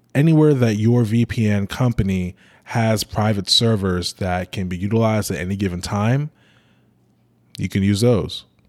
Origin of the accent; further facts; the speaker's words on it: United States; my country, United States